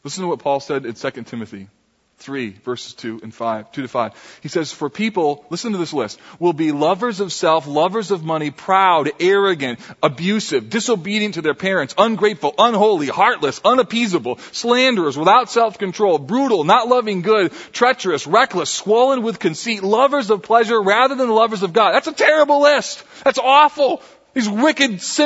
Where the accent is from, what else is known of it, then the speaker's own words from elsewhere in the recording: Grand Rapids, Michigan, United States; Grand Rapids, Michigan. This is the area that I grew up